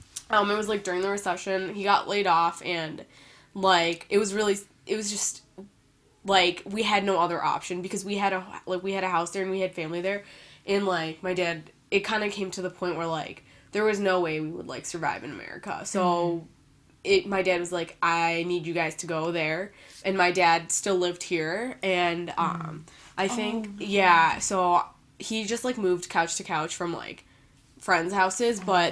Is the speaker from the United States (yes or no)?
yes; Evanston, Illinois, United States; So, like, I guess you can say I was born and raised in Chicago, but then I moved to the northern suburbs when I was about, like, 3 or 4 years old, so I went to school there.